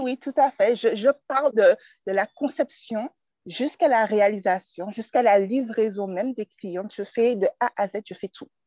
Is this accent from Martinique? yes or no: yes; Martinique; je suis originaire de la Martinique